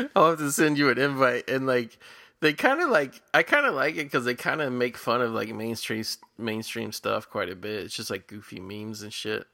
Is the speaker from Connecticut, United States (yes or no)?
no; Cincinnati, Ohio, United States; I grew up in Cincinnati where we have, like, Cincinnati chili